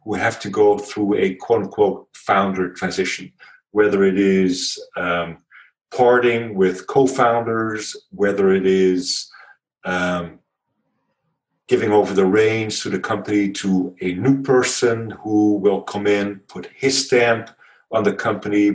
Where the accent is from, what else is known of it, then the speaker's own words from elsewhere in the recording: Netherlands; accent: Dutch; moved away as an adult; also born or lived in Palo Alto, United States; my accent is Dutch. So if you were wondering, born and raised in the Netherlands